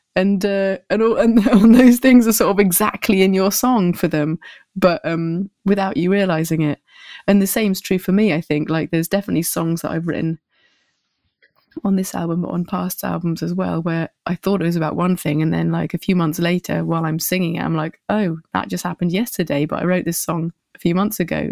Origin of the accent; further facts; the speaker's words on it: Winchester, South East England, United Kingdom; moved away as an adult; also born or lived in Bristol; now in Paris, France; I grew up in a place called Winchester